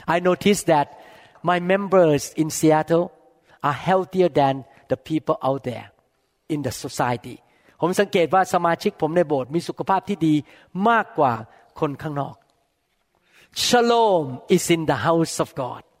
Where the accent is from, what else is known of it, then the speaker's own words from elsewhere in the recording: Thailand; English is a second language; moved away as an adult; now in United States; I come from Thailand I never graduate from here